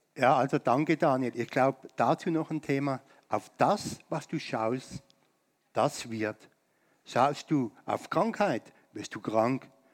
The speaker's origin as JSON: {"language": "German", "country": "Germany", "said": "uns als Deutsche in Deutschland"}